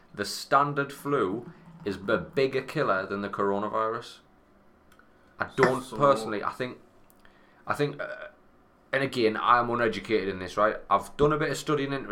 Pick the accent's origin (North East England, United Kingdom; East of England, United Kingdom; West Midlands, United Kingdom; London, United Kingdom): North East England, United Kingdom; Sunderland; I come from Sunderland